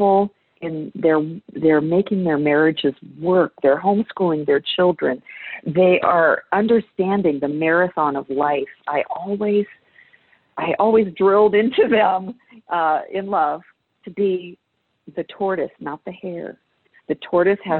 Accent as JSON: {"language": "English", "country": "United States", "said": "I'm an American"}